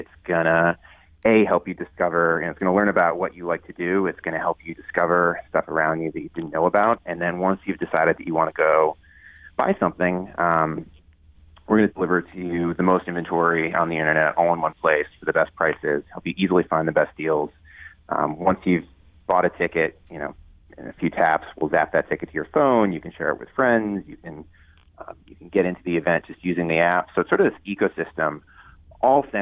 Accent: Ohio, United States; moved away as an adult; also born or lived in New Hampshire / New York; I grew up in Ohio

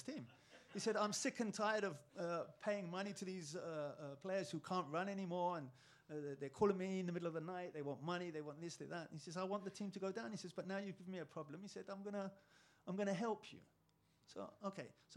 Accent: England, United Kingdom; moved away; I'm English

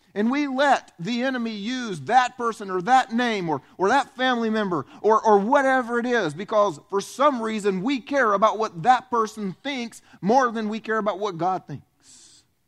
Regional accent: the South, United States; also born or lived in Romania; I was raised in the South, where food groups are like chocolate, french fries, and hamburgers

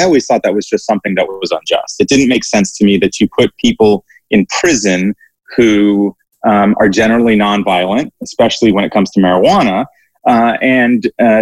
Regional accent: Texas, United States; my home state of Texas

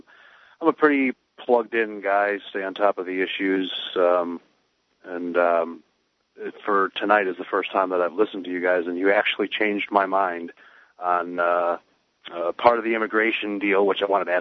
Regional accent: United States; I'm an American, and Americans speak English, period.

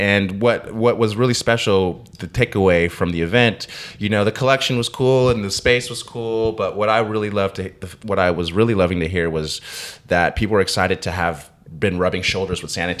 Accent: California, United States; The Bay.

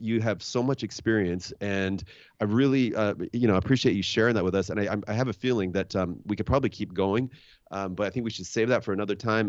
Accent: Washington, United States; I'm from Washington State

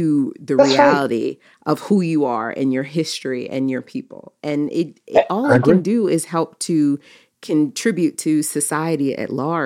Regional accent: Baltimore, Maryland, United States; growing up in Baltimore, my parents sent me to private schools

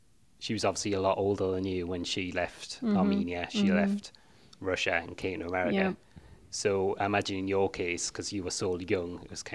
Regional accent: England, United Kingdom; moved away as an adult; also born or lived in Canada / South Korea; now in United States; I was born there, grew up there

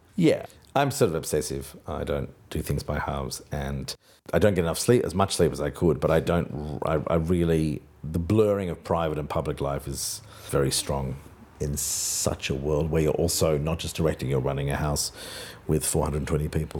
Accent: Australia; moved away; my Australianness makes my productions different from, from European directors

